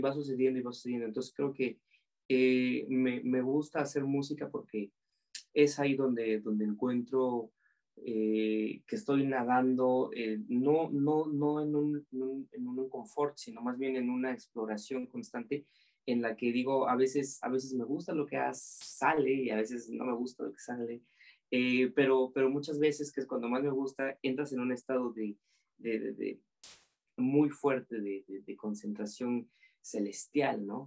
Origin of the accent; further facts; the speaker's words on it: Oaxaca, Mexico; yo siendo oaxaqueño